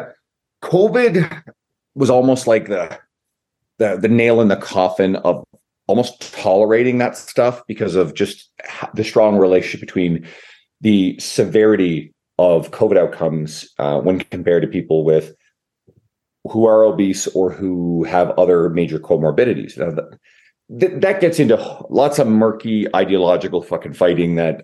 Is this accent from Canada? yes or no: yes; Newfoundland and Labrador, Canada; now in Edmonton, Canada; I'm in Edmonton, Canada, although I'm originally from the east coast of Canada, Newfoundland